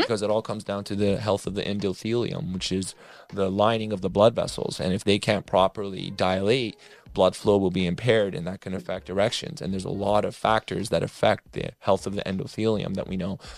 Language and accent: English; Toronto, Ontario, Canada; moved away; I'm originally from Toronto, Canada